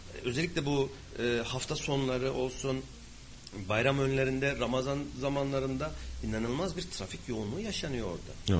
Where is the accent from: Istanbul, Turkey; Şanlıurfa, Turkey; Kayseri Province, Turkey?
Kayseri Province, Turkey; Kayseri; memleketim Argıncık.